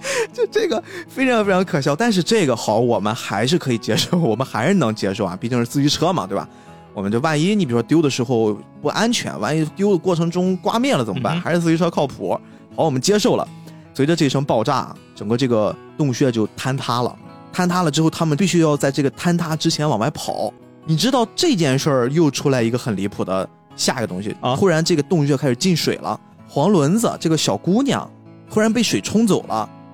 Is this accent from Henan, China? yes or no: no; Qingdao, Shandong, China; 我们青岛这边儿很奇怪，我们是先每一个区，就是青岛当时是有四个区嘛，青岛是一个小城市啦